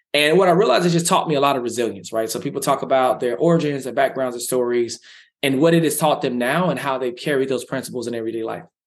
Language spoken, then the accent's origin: English; Dallas, Texas, United States; I grew up in South Dallas in poverty